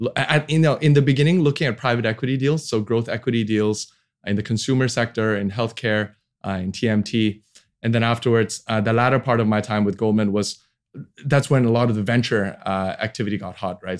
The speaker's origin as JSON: {"language": "English", "country": "Hong Kong", "tie": "born or raised there", "also_born_or_lived": "Sydney, Australia / Boston, United States", "moved": "as an adult", "lives_now": "Indonesia", "said": "I was born and raised in Hong Kong, 1980."}